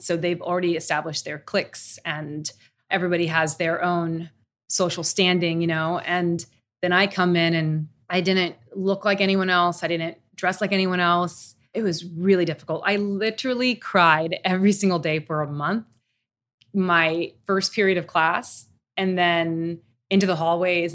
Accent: Tokyo, Japan; moved away; I grew up in Tokyo. I miss Tokyo. That feels like home to me.

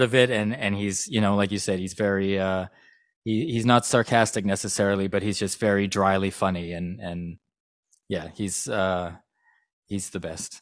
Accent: Vancouver, British Columbia, Canada; I'm from Vancouver, Canada

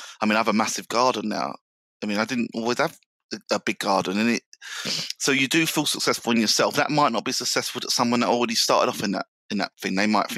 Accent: London, United Kingdom; I grew up in South London.

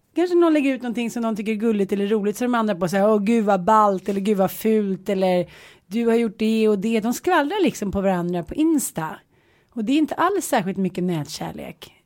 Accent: Småland, Sweden; min gamla Smålandssjäl

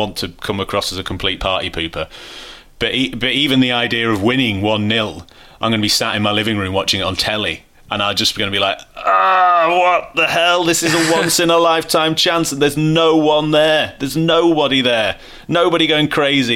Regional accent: Manchester, North West England, United Kingdom; I grew up in Manchester

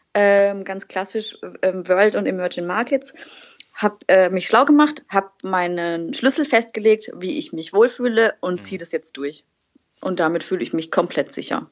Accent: Waldkirch, Baden-Württemberg, Germany; moved away as an adult; now in Berlin, Germany; ursprünglich komme ich aus dem wunderschönen Schwarzwald, äh, aus Waldkirch das ist äh, eine Stadt mit Orgelmuseum

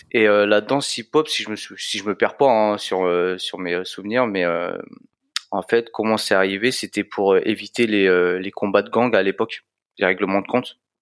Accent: France; je suis né en France, mes parents sont immigrés

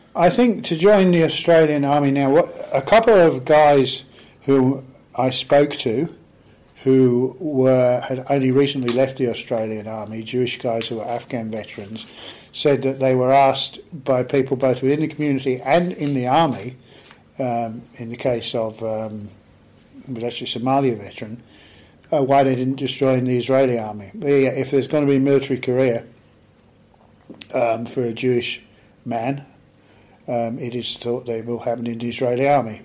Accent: Aldershot, South East England, United Kingdom; I grew up in Aldershot in Hampshire in the UK

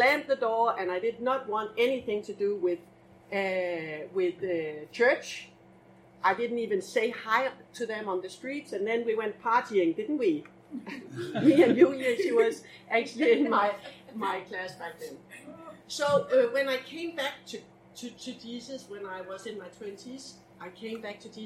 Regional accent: Denmark; English is a second language; now in Copenhagen, Denmark; originally I'm actually from this little island. Do you know where this little tiny island is? East of Denmark

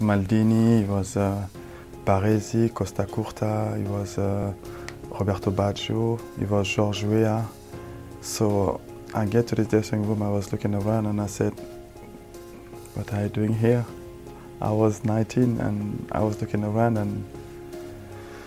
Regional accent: France; also born or lived in Senegal / Milan, Italy; now in New York, United States; Growing up in France

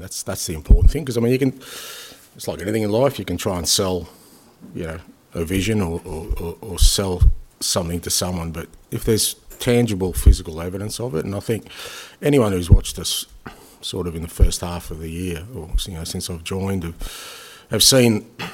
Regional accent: Australia; being Australian

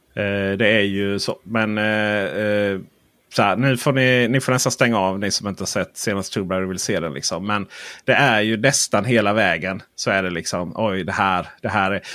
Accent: Blekinge, Sweden; jag är från Blekinge

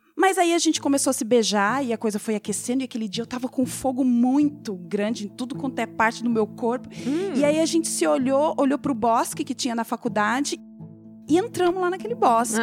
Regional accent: Mato Grosso do Sul, Brazil; now in Curitiba, Brazil; nasci no Mato Grosso do Sul, viajo por aí, faço trabalho por lá, lá, mas eu vivo ali em Curitiba. Daí o pessoal pensa que eu sou curitibana, mas não sou

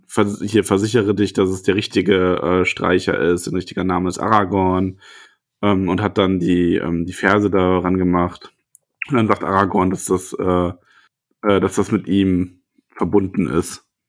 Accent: Solingen, North Rhine-Westphalia, Germany; ich bin überhaupt nicht aus dem Ruhr. Ich bin aus Solingen, das ist nicht Ruhrpott

